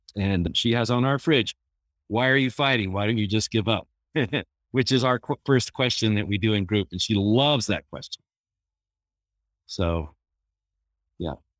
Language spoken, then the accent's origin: English; Bountiful, Utah, United States; growing up in Bountiful